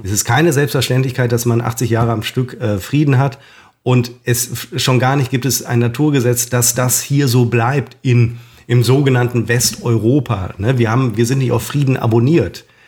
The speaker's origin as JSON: {"language": "German", "country": "Germany", "said": "Wir als Deutsche"}